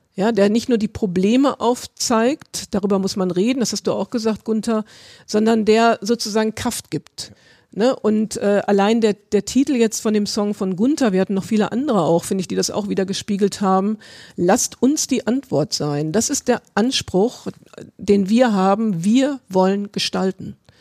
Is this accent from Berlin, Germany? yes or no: yes; Berlin, Germany; ich komme ja aus Berlin